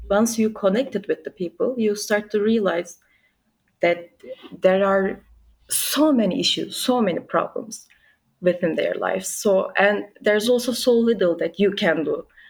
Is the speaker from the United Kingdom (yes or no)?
no; Turkey; also born or lived in Istanbul; I'm 25 and I'm from Turkey. I live in Istanbul